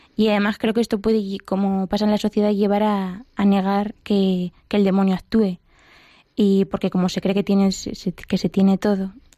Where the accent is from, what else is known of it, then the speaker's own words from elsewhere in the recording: Mota del Cuervo, Castilla-La Mancha, Spain; moved away as an adult; now in Madrid, Spain; yo soy de, Mota del Cuervo, que es un pueblo de, la cuenca manchega